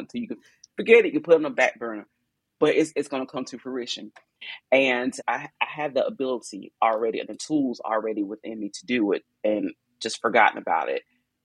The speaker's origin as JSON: {"language": "English", "town": "Bayboro", "region": "North Carolina", "country": "United States", "tie": "born or raised there", "moved": "yes", "lives_now": "Fayetteville, United States", "said": "I'm from Eastern North Carolina, a little old town called Bayboro, North Carolina. So I didn't grow up in a big city"}